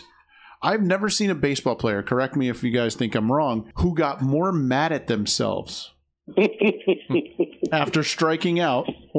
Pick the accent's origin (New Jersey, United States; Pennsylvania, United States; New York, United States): New York, United States; I'm from New York